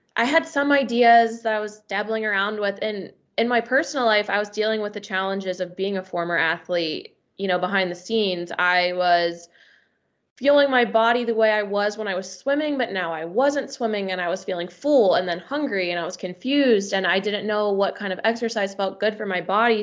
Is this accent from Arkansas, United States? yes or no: no; Northern Kentucky, United States; also born or lived in Louisville, Kentucky; now in Cincinnati, United States; I'm from Northern Kentucky